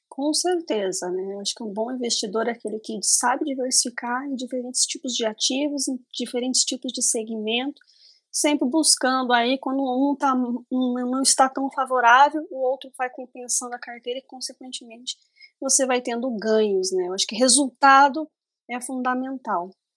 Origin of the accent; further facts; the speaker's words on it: interior of Paraná, Brazil; eu sou do interior do Paraná, então a minha região aqui é extremamente agrícola